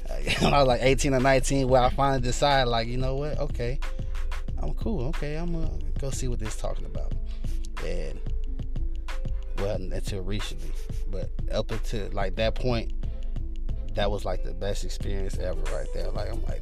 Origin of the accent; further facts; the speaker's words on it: Chicago, Illinois, United States; I'm from Chicago, Illinois